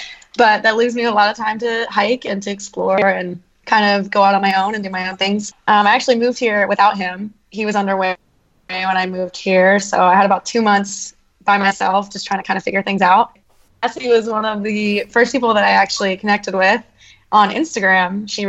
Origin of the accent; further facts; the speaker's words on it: Pennsylvania, United States; now in Guam; I grew up in Pennsylvania, kind of like a really rural part of Pennsylvania. So the outdoors is nothing new to me.